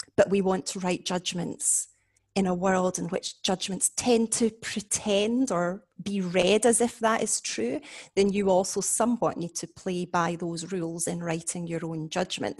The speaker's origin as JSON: {"language": "English", "region": "Scotland", "country": "United Kingdom", "moved": "yes", "lives_now": "Warwick, United Kingdom", "said": "I am Scottish, obviously, but I'm now based at Warwick University"}